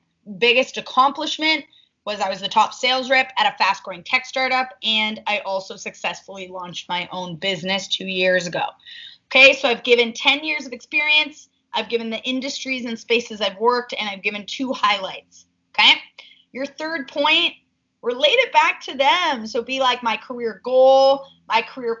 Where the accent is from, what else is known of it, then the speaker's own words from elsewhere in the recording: Toronto, Ontario, Canada; born and raised in Toronto, I studied business